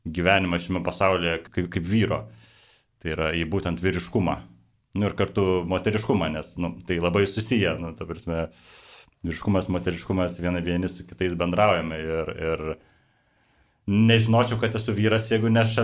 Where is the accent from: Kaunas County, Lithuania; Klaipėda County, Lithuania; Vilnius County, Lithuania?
Kaunas County, Lithuania; Kaunas; Ir prisijungiau Kaune, nes pats esu Kaunietis.